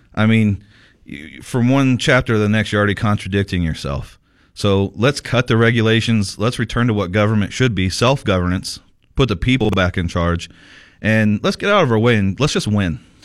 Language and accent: English; Sierra Vista, Arizona, United States; in Sierra Vista, my hometown, Sierra Vista